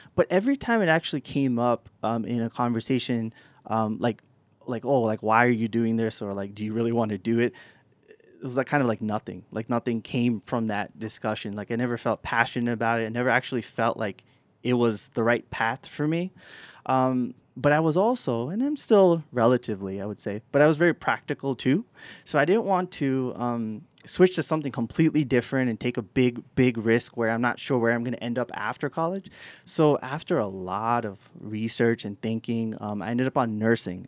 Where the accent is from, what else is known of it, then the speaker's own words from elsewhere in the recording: New York City, New York, United States; moved away as an adult; also born or lived in Tampa, Florida; So I grew up in New York City